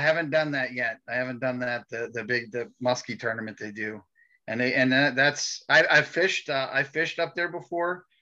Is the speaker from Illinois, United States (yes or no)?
no; New Castle, Pennsylvania, United States; I'm from Newcastle, Pennsylvania